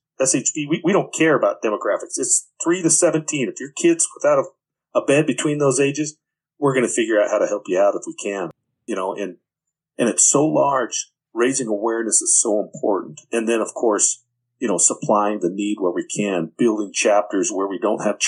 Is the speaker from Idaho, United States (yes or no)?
yes; Twin Falls, Idaho, United States; I'm from Twin Falls, Idaho